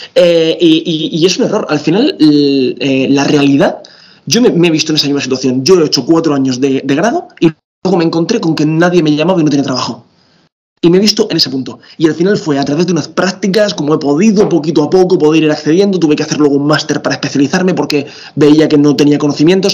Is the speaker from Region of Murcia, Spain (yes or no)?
yes; Region of Murcia, Spain; soy murciano